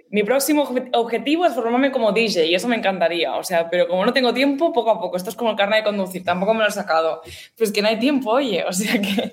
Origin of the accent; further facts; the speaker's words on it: Gavà, Catalonia, Spain; radio de mi pueblo, como tal, ¿sabes? De Gabá